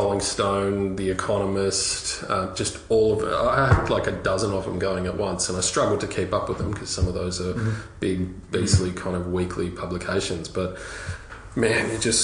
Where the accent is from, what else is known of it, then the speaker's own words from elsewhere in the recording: Melbourne, Victoria, Australia; I'm from the southeastern suburbs.